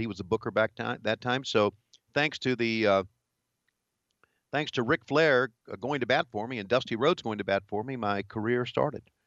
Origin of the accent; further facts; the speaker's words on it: Virginia, United States; moved away as an adult; also born or lived in Charlotte, North Carolina / Greensboro, North Carolina; growing up in Virginia